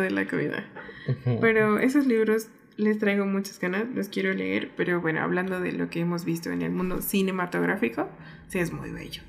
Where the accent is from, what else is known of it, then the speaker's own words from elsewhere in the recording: Mexico; mi país